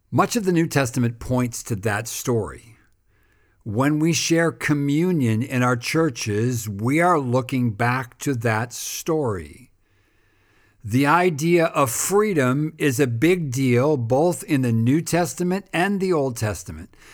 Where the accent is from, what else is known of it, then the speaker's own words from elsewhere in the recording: United States; when I was growing up in America